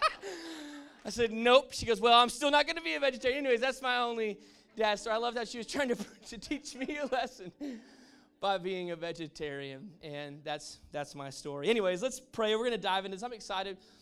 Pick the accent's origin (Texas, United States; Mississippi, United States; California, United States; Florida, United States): Texas, United States; moved away; I'm, I'm from Texas. I grew up in Texas, and you can take the man out of Texas, but you can't necessarily take the Texas out of the man